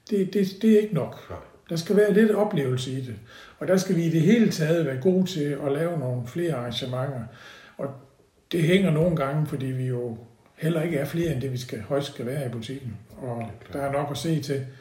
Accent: Odense, Southern Denmark, Denmark; now in Haderslev, Denmark; vi kommer fra Odense, som jo både kulturmæssigt og sport og alt sådan noget, var jo, der er en stor by, ikke?

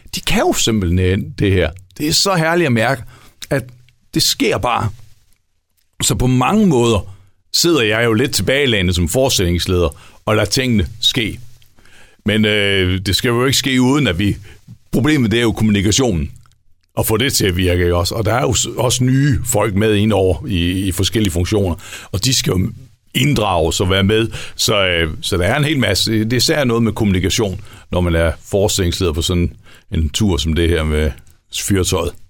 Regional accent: West Jutland, Central Denmark Region, Denmark; vi er også vestjyder

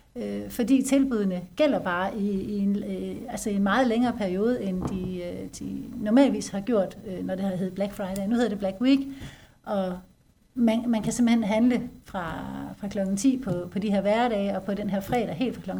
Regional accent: Denmark; vi som danskere

